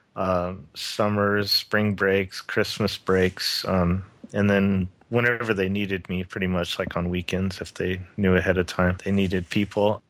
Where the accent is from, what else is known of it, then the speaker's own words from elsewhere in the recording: Lakewood, California, United States; growing up in Southern California, um, in Lakewood, California, is where I grew up